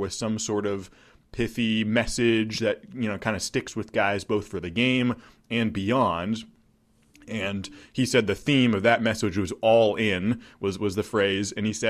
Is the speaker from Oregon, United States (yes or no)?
yes; Corvallis, Oregon, United States; I grew up in Corvallis, but I was in Berkeley for that one.